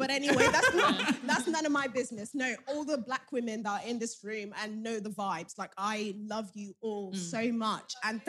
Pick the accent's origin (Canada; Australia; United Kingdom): United Kingdom; Lowestoft, East of England; I'm from Lowestoft. Nobody knows where that is.